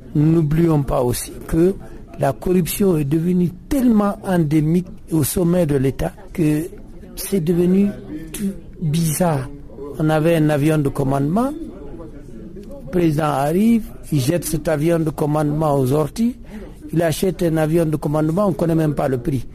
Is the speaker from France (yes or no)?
no; the North, northern Mali, Mali; je suis du Nord